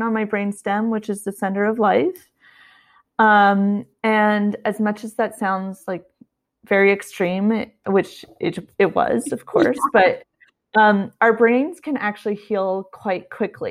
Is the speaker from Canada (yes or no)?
yes; Canada; moved away as an adult; also born or lived in Ottawa, Canada; now in California, United States; I'm Canadian. I'm currently living in California, but at the time I was in Ottawa, Canada